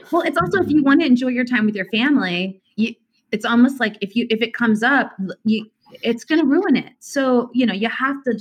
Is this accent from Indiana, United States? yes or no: yes; Indiana, United States; now in Nyack, New York, United States; she and I grew up in Indiana.